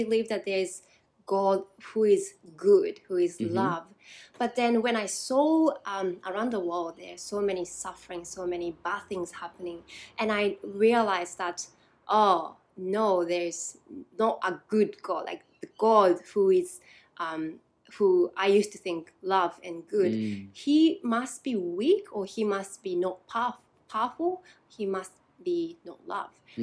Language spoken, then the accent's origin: English; Japan; moved away as an adult; now in Newcastle, United Kingdom; So I was born in Japan, grew up in Japan